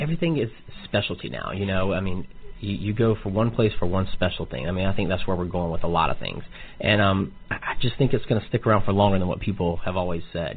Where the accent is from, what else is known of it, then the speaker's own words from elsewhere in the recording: Atlanta, Georgia, United States; now in Kansas City, United States; I'm from Atlanta, Georgia